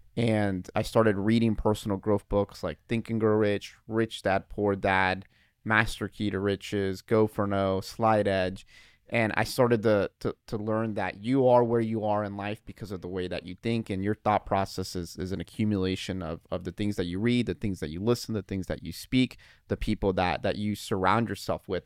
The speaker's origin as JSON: {"language": "English", "town": "Dayton", "region": "Ohio", "country": "United States", "also_born_or_lived": "Toledo, Ohio / Iowa", "moved": "as an adult", "said": "we're from Dayton, Dayton, Ohio"}